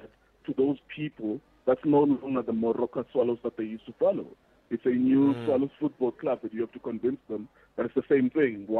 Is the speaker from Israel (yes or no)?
no; Cape Town, Western Cape, South Africa; I'm from Cape Town